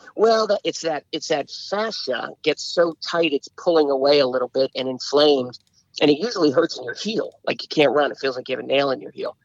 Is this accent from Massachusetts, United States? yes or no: yes; Boston, Massachusetts, United States; moved away as an adult; now in Washington, D.C., United States; I grew up in Boston